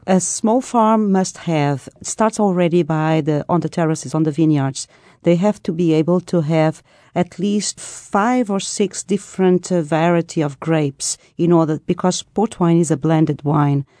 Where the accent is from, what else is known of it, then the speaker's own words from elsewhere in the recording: Lisbon, Portugal; I'm, I'm from Lisbon